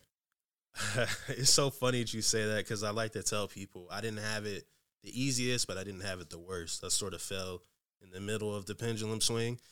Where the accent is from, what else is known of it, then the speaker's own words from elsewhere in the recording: Newport News, Virginia, United States; moved away as an adult; now in Seattle, United States; I'm from Newport News, Virginia.